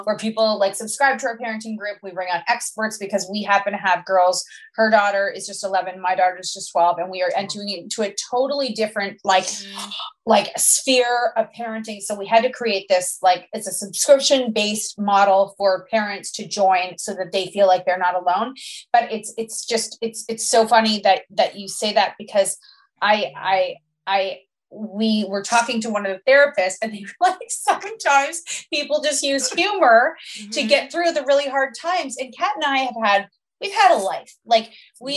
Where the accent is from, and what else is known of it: Canada